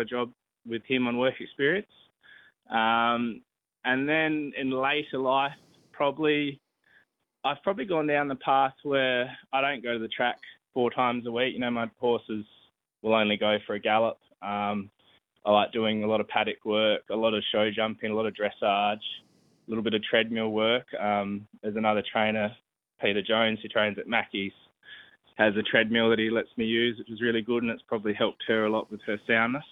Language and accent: English; Port Adelaide, South Australia, Australia; we are both from the Port Adelaide area